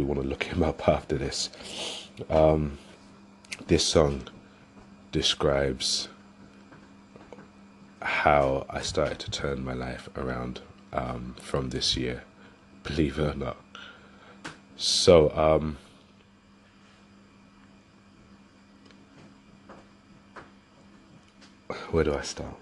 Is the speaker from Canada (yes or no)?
no; London, United Kingdom; now in West Yorkshire, United Kingdom; I'm originally from London and I've moved up to West Yorkshire, which was a good few years ago.